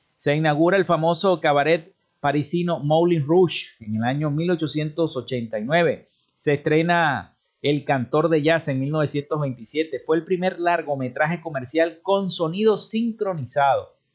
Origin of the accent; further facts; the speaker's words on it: Venezuela; nosotros como venezolanos